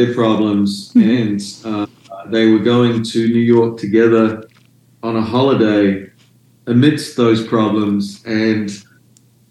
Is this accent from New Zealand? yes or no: yes; Dunedin, Otago, New Zealand; now in Melbourne, Australia; my hometown's Dunedin